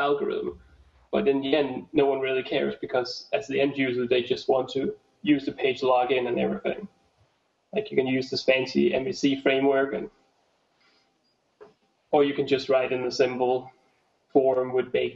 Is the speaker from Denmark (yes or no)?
yes; Denmark; I come from Denmark, and the Danish number system, once you get over 40, it's completely weird.